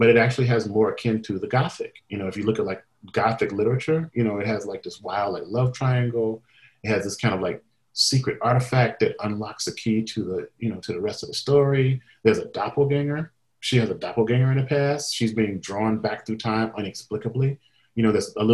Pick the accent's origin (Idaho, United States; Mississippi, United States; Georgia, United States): Mississippi, United States; I grew up in Mississippi